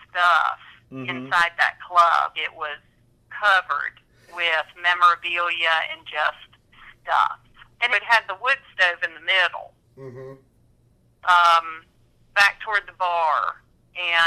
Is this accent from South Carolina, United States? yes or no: yes; Saluda, South Carolina, United States; I grew up in Saluda, which is only 30 miles from Greenwood